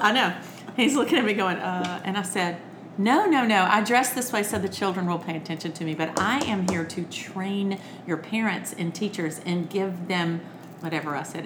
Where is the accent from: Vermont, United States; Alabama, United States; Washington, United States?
Alabama, United States; Birmingham; also born or lived in California; I'm I'm a Southern girl. I'm from Alabama. I, I was born in California because my father was in the army, and but then but then they moved us back home to Birmingham, Alabama.